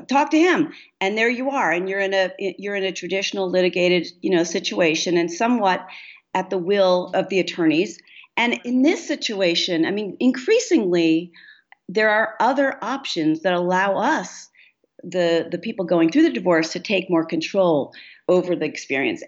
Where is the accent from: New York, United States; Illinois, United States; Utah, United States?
New York, United States; New York City; I grew up in New York City